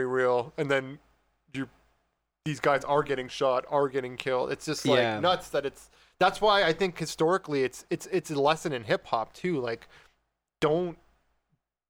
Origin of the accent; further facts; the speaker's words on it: Canada; I'm Turkish Canadian